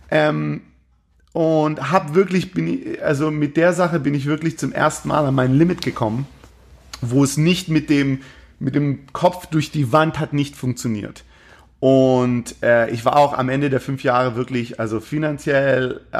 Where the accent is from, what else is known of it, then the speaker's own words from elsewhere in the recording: Baden-Württemberg, Germany; bin im Schwabenland groß geworden, aber ich hatte durchaus, äh, durchaus meine, meine Schwierigkeiten, meine kulturellen Schwierigkeiten mit dem Schwabenland.